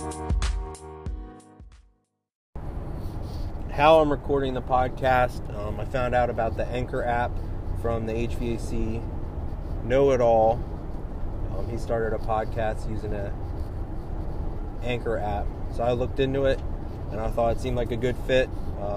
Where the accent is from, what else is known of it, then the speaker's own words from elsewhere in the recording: Central Pennsylvania, United States; I'm from Central Pennsylvania